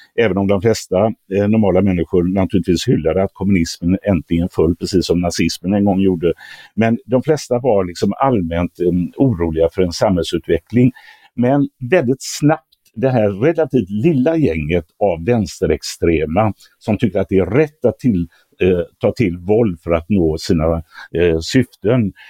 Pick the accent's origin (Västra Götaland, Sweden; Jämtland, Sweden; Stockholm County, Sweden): Västra Götaland, Sweden; Gothenburg; min hemstad